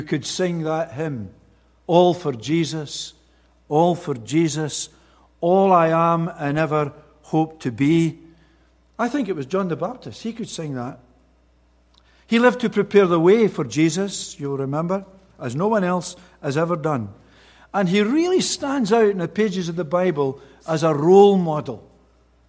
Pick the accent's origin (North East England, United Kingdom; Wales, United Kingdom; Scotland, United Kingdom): Scotland, United Kingdom; Being a Scotsman